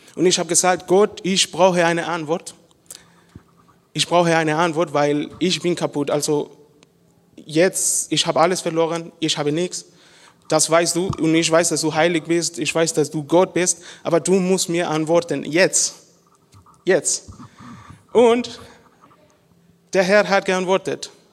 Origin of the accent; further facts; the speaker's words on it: Honduras; German is a second language; moved away; ich komme aus Honduras und ich bin in eine christliche Familie geboren und aufgewachsen